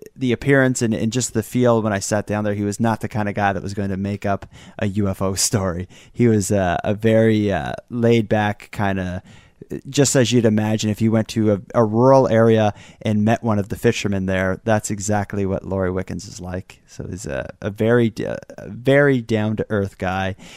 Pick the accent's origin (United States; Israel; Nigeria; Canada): Canada; as a Canadian